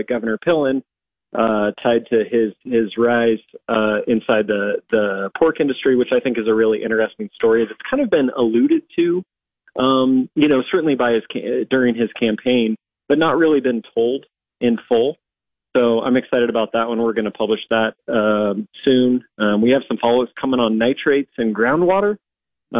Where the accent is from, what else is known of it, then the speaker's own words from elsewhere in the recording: Red Cloud, Nebraska, United States; I'm from Red Cloud, which is, you know, a little town